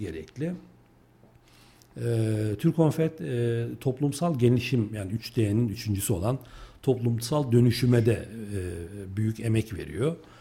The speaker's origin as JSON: {"language": "Turkish", "region": "Kayseri Province", "country": "Turkey", "tie": "born or raised there", "also_born_or_lived": "Bursa", "said": "öncesindeki yaşamım, e, eğitim yaşamım Kayseri'de geçti. E, Kayseriliyim."}